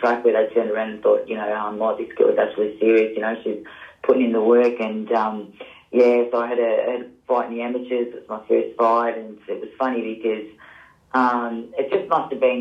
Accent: Melbourne, Victoria, Australia; I grew up in Yarraville, the western suburbs

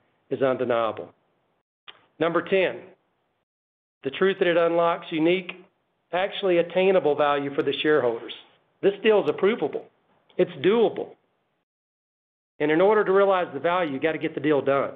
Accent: Chicago, Illinois, United States; I'm a Chicagoan. I live in Chicago

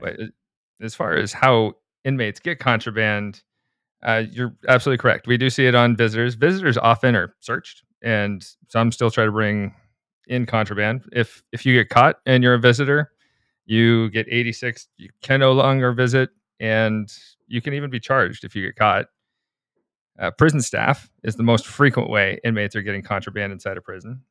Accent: Anchorage, Alaska, United States; I'm from the suburbs of Anchorage

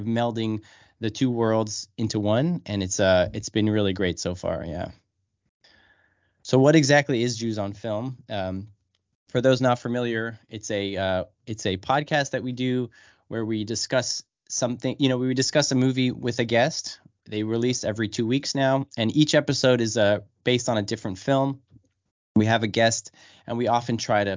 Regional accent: California, United States; also born or lived in New York; now in Seattle, United States; I'm originally from California

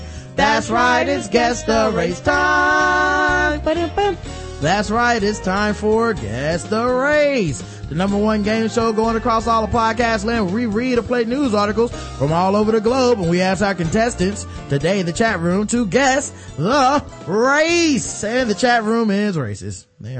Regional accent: Detroit, Michigan, United States; My hometown of Detroit ain't what it used to be.

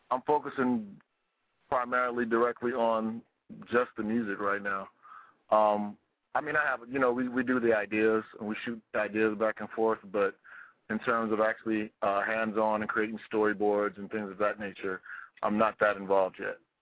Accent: United States; we're from America

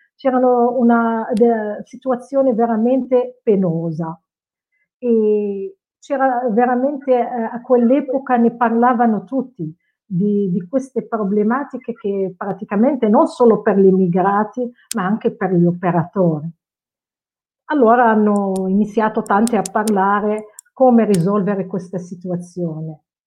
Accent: Casablanca, Casablanca-Settat, Morocco; Italian is a second language; now in Novi Ligure, Italy; il eh, mio paese d'origine è il Marocco, sono nata a Casablanca e sono circa 30 anni in Italia.

